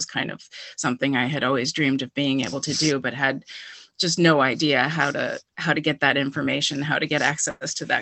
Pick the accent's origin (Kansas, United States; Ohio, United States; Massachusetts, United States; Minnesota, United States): Massachusetts, United States; Wellesley; moved away as an adult; now in Amherst, United States; I'm originally from Wellesley, Mass, but I've been here for about 20 years